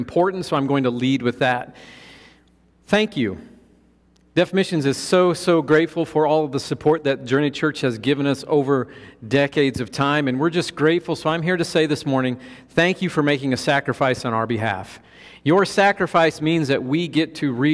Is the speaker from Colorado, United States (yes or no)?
yes; Colorado, United States; I'm from Colorado. We have 14,000-foot mountains there